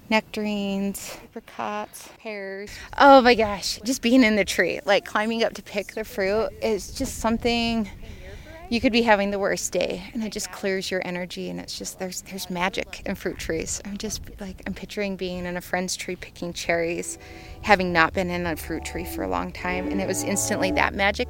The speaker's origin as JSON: {"language": "English", "town": "Murray", "region": "Utah", "country": "United States", "tie": "born or raised there", "moved": "yes", "lives_now": "Moab, United States", "said": "I grew up in Salt Lake City, but in a town called Murray."}